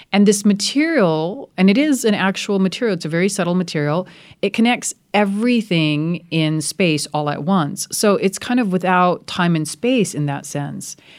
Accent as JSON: {"language": "English", "country": "United States", "also_born_or_lived": "rural India", "moved": "yes", "lives_now": "India", "said": "I'm very, very fortunate to be a part of two cultures. I love being an American"}